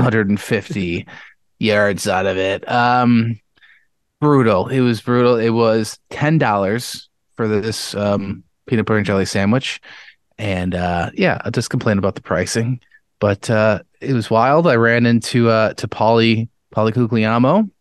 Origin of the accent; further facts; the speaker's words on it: Webster, New York, United States; the house I grew up in Webster